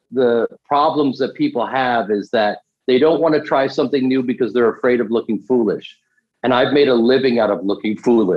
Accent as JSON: {"language": "English", "town": "Chicago", "region": "Illinois", "country": "United States", "tie": "born or raised there", "said": "I grew up in Chicago doing Second City"}